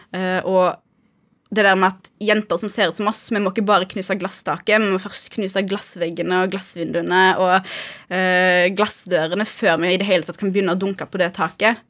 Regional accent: Haugesund, Rogaland, Norway; moved away as an adult; now in Oslo, Norway; jeg vokste jo opp eh, i Haugesund

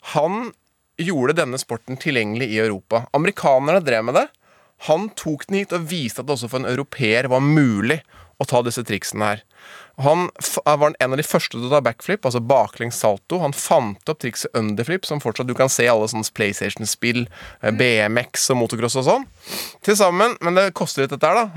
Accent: Northern Norway, Norway; vi er to fra Nord-Norge

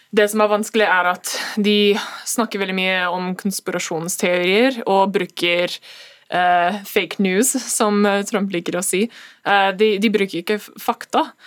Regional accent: United States; now in Norway; oss som amerikanere

